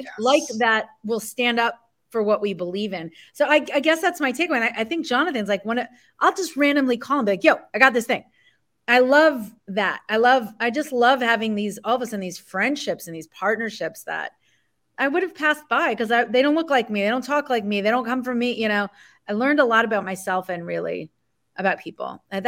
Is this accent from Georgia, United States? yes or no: no; New Jersey, United States; Argue, yeah, we're both from Jersey.